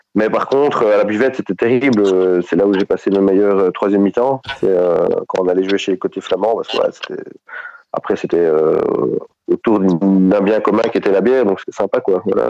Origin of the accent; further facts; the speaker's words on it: Belgium; chez nous en Belgique